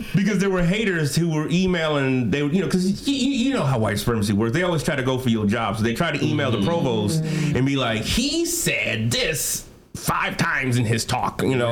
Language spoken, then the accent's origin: English; Bay Area, California, United States; I from the Bay Area originally